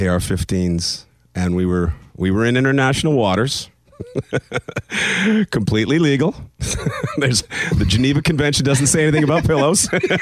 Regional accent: Canada; But you just think because I'm Canadian that I don't have any of that in me.

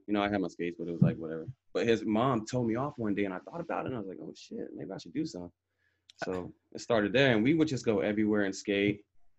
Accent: Los Angeles, California, United States; I grew up in Sylmar.

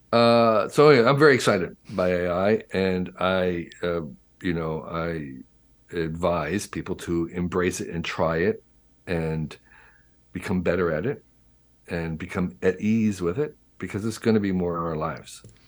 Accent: New Jersey, United States; when I was growing up in New Jersey in the 1950s and 60s

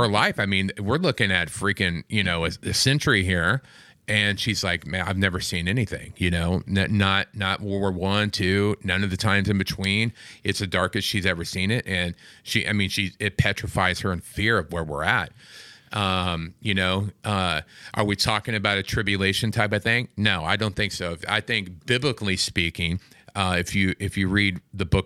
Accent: Kansas City, Missouri, United States; now in California, United States; I'm from Kansas City. That's my city

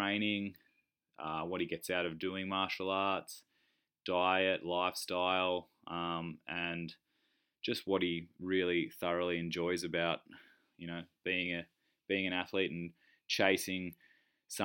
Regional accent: Nimbin, New South Wales, Australia; Grew up with him near Nimbin, my hometown.

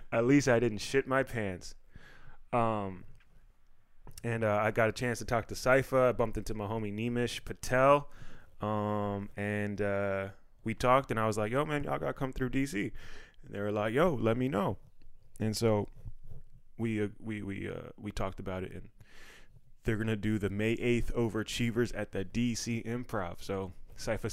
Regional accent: Maryland, United States; I'm from Maryland

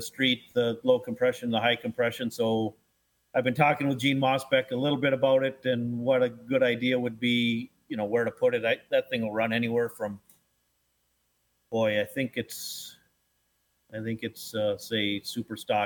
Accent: Aitkin, Minnesota, United States; Aitkin, Minnesota, about 30 miles northeast of Brainerd

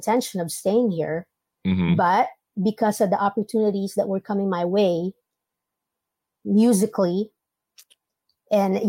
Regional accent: New York, United States; now in Philippines; I was born here, went to the States, and then I came back here.

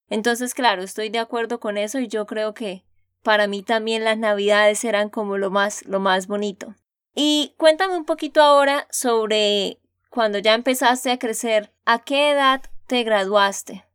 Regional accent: Santander, Colombia; de Santander, Colombia

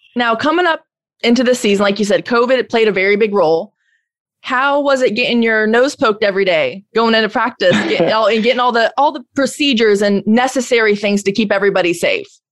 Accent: Florida, United States; I'm from Florida

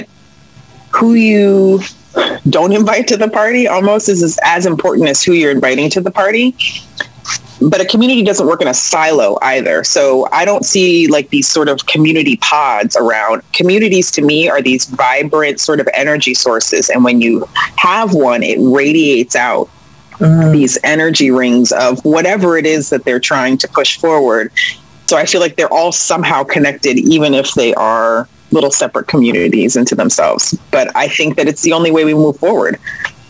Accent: Columbia, Maryland, United States; also born or lived in New York City; I'm born and bred in Columbia, Maryland, which is unique, I think.

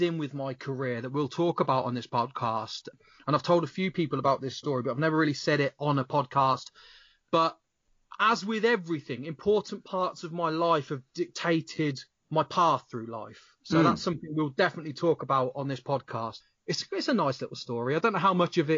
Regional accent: Kettering, East Midlands, United Kingdom; I am from a town called Kettering in Northamptonshire

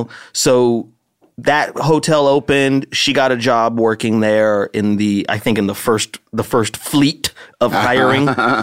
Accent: Las Vegas, Nevada, United States; now in Los Angeles, United States; I did not like growing up in Las Vegas. Like, it's too hot, first of all.

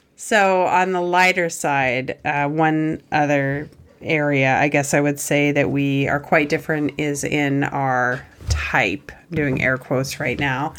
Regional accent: Montana, United States; growing up in Montana

